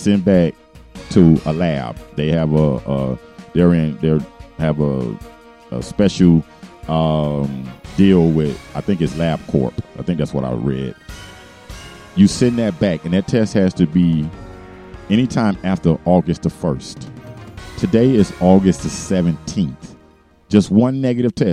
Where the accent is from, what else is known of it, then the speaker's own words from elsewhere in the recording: Miami, Florida, United States; I'm from Miami